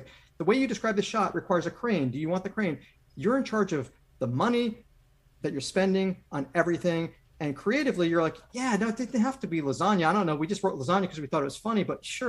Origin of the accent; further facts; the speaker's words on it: West Hartford, Connecticut, United States; moved away; also born or lived in New York; I'm from West Hartford. That's where I grew up.